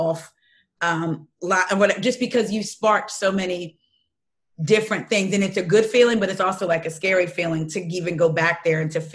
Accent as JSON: {"language": "English", "region": "New Jersey", "country": "United States", "moved": "as an adult", "lives_now": "Baltimore County, United States", "said": "I'm from Jersey, South Jersey"}